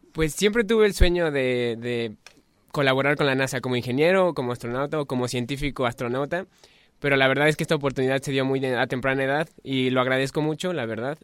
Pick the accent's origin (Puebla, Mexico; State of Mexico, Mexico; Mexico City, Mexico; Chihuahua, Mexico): State of Mexico, Mexico; now in Querétaro, Mexico; Yo originario soy del Estado de México